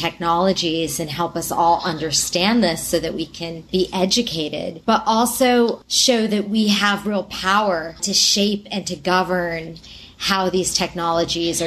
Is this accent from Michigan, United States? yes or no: no; New York City, New York, United States; I'm a New Yorker